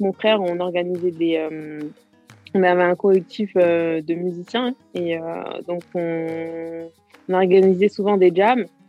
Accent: Garges-lès-Gonesse, Île-de-France, France; je, suis de Garges, en 95, Garges des Gonesse. D'accord. J'ai grandi là-bas moi j'ai grandi là-bas

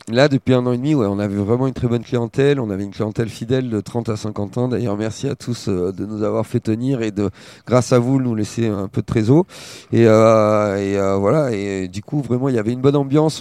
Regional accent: Bassin d'Arcachon, Nouvelle-Aquitaine, France; also born or lived in Paris; moi, je suis issu du bassin d'Arcachon

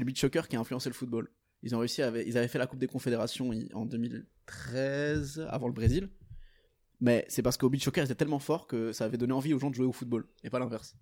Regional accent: Portugal; now in Belgium; je suis portugais.

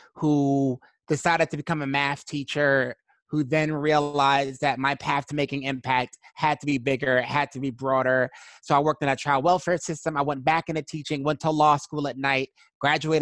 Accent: New York City, New York, United States; I'm originally from Brooklyn, New York.

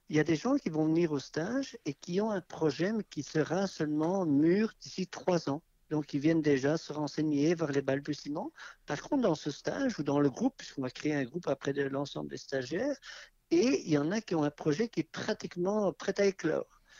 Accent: Belgium; moved away; On a quitté la Belgique maintenant il y a deux ans et on avait un petit terrain à bâtir

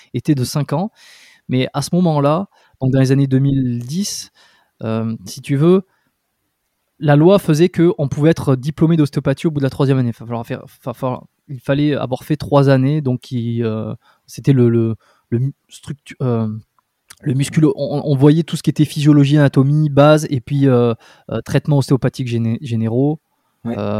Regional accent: Dax, Nouvelle-Aquitaine, France; moved away as an adult; also born or lived in Bordeaux; je suis né à Dax

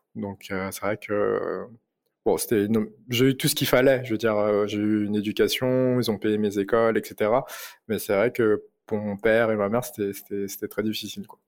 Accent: Paris, Île-de-France, France; je viens de Paris, donc euh, je suis né à Paris euh, d'origine chinoise cambodgienne. j'ai fait toutes mes études à Paris, j'ai vécu toute ma vie à Paris

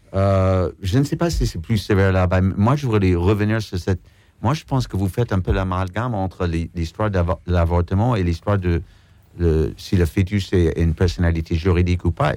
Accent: United States; moved away; en tant qu'Américain

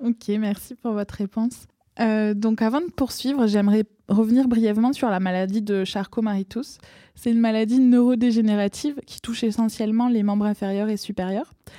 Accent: France; accent: accent chantant (singing accent); mon accent chantant

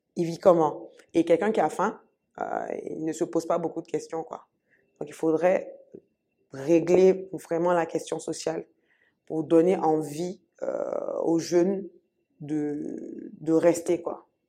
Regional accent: Côte d’Ivoire; je suis ivoirienne, je suis ivoirienne.

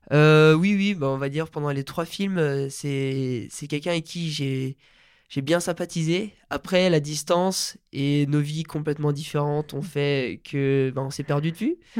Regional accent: Maurienne, Auvergne-Rhône-Alpes, France; also born or lived in Bourges / Chamonix; je suis vite retrouvé en Maurienne et là, ça fait, je crois, bientôt 13 ans que, que je vis là-bas

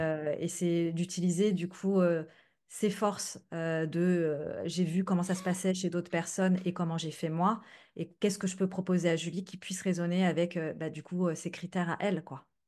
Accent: France; now in Netherlands; j'habite aux Pays-Bas mais je suis française

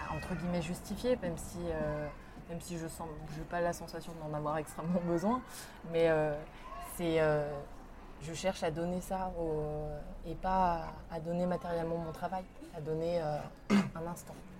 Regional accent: Lyon, Auvergne-Rhône-Alpes, France; moved away as an adult; now in Paris, France; Donc j'ai grandi à Lyon. Euh, j'ai passé toute mon enfance là-bas

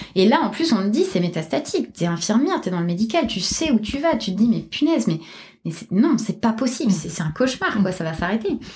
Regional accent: Toulouse, Occitania, France; moved away; je suis toulousaine

